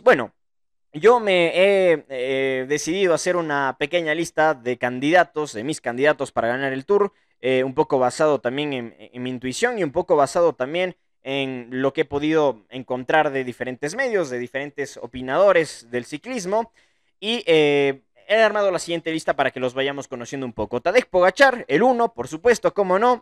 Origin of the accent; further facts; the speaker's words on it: Ecuador; soy ecuatoriano